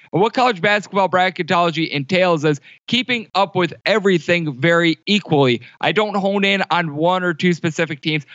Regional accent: Wisconsin, United States; now in Las Vegas, United States; I'm from Wisconsin.

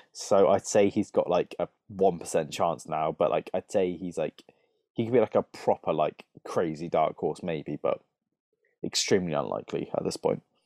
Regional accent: United Kingdom; a lot of us Brits

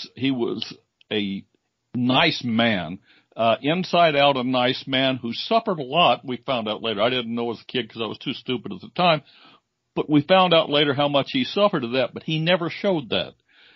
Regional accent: Illinois, United States; I grew up in Illinois, Cubs fan.

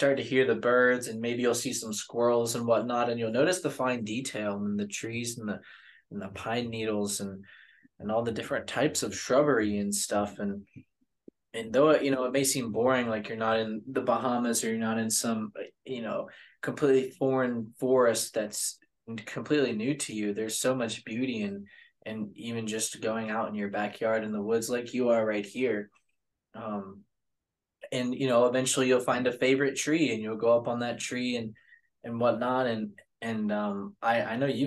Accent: the South, United States; I'm from the South

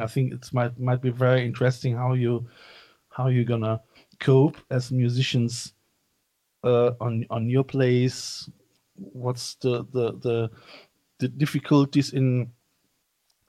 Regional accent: Cologne, North Rhine-Westphalia, Germany; I'm coming from Cologne

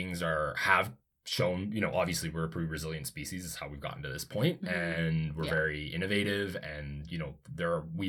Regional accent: Calgary, Alberta, Canada; also born or lived in Ontario; I grew up in Calgary. I obviously spent some years living in Ontario

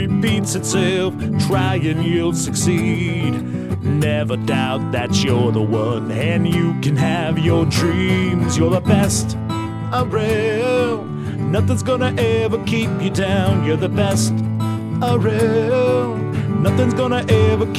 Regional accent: Rhode Island, United States; my home state in Rhode Island

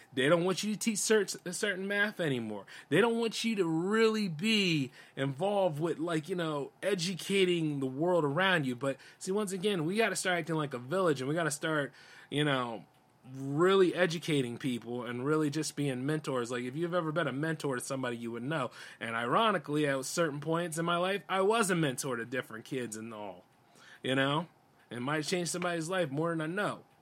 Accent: United States; I'm just as much as American as any of y'all are. I'm born here

